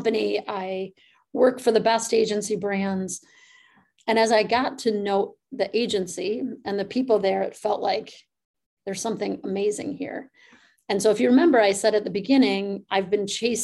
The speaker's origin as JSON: {"language": "English", "region": "Midwest", "country": "United States", "also_born_or_lived": "California", "moved": "yes", "said": "I'm from the Midwest"}